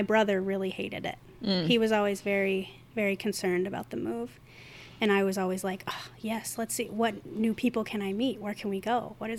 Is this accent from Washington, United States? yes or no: no; Chicago, Illinois, United States; Wait, it might say Morton Grove. So, Illinois.